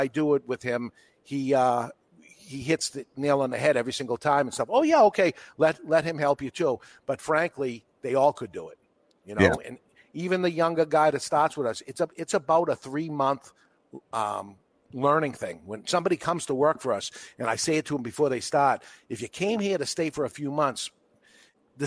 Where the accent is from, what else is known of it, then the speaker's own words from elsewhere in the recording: Boston, Massachusetts, United States; accent: New England; I am a Bostonian